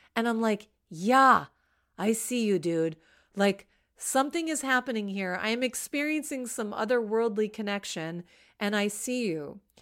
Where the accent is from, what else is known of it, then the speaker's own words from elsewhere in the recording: Washington, District of Columbia, United States; I grew up in Washington, D C, in a very nice suburb of Washington, D C.